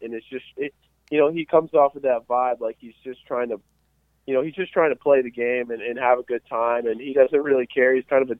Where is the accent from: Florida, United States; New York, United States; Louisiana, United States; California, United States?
Florida, United States; Orlando; I like to root for my hometown, Orlando Magic